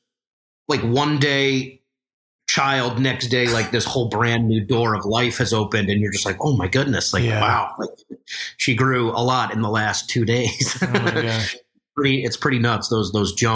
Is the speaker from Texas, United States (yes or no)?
no; New York, United States; I'm from New York